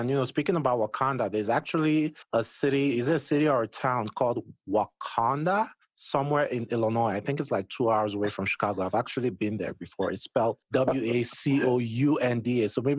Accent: Nigeria; I'm Nigerian myself

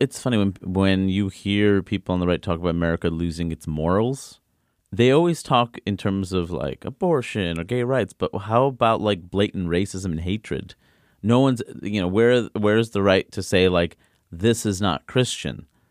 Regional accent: New York City, New York, United States; I grew up in Queens

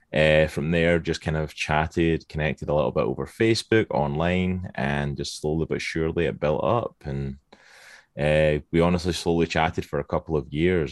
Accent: Scotland, United Kingdom; accent: Scottish; moved away as an adult; now in Virginia, United States; originally from Scotland. That's the accent you can hear. I am Scottish, born and bred

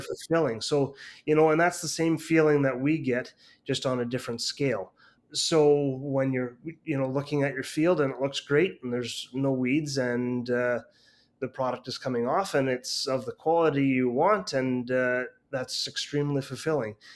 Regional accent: Canada; a Canadian person

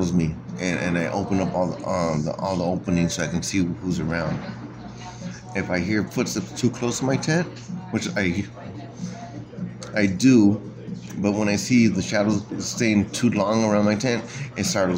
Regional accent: United States; I was born here in the United States

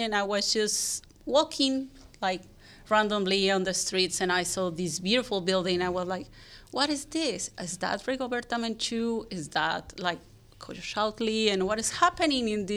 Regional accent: Puebla, Mexico; English is a second language; moved away as an adult; also born or lived in Barcelona, Spain / Zurich, Switzerland; now in San Francisco, United States; I'm from Puebla, Mexico. And I was just like born, raised there, and I lived there until I was 28.

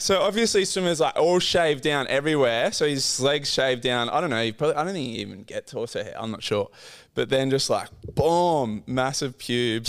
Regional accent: Port Macquarie, New South Wales, Australia; Born and raised in Port Macquarie, had a very humble, quiet upbringing

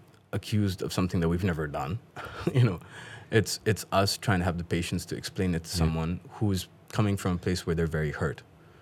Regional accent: Pakistan; I'm like, because I'm from Pakistan. And she's like, no, you're not. And I'm like, no, yes, I am. She's like, no, you're not. And I'm like, I think I would know where I'm from.

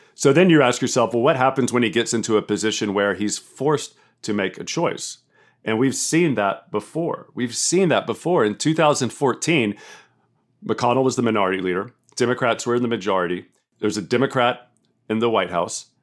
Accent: the South, United States; I'm from America and I'm from the South

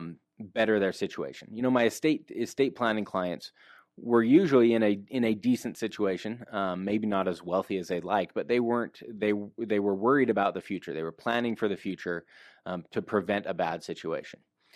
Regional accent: Utah, United States; Okay, well, I grew up here in Utah for the most part. I spent a little bit of time outside of Utah

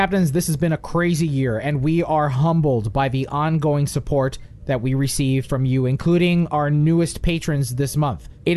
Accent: West New York, New Jersey, United States; I'm from West New York, New Jersey

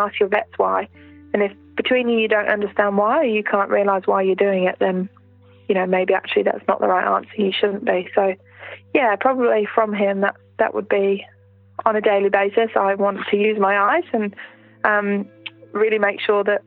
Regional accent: Alexandra, Otago, New Zealand; In Central Otago, where we are, I run them in my hometown, which is Alexandra

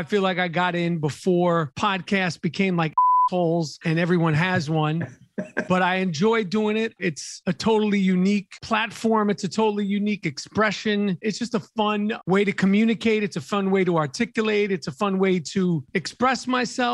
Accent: New York City, New York, United States; moved away as an adult; also born or lived in Los Angeles; I'm born and raised in Manhattan

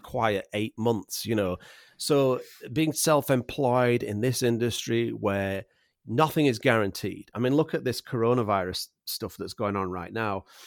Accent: Yorkshire and the Humber, United Kingdom; accent: Yorkshire; moved away as an adult; now in Vancouver Island, Canada; I was raised in England and, and I was taught, uh, English in England

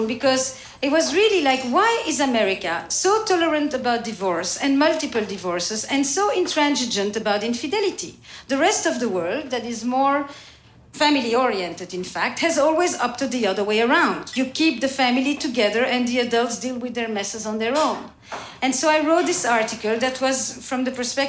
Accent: Belgium; English is a second language; now in United States; I'm from Belgium, which we already speak about 3 or 4 to start.

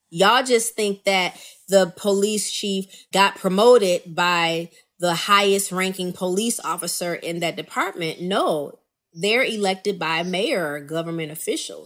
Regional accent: Rockford, Illinois, United States; my hometown of Rockford, Illinois

